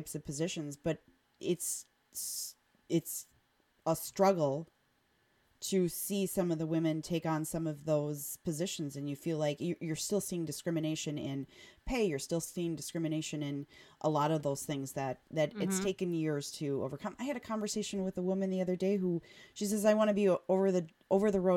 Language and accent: English; Oconomowoc, Wisconsin, United States; I grew up in Oconomowoc in, you know, the 80s and 90s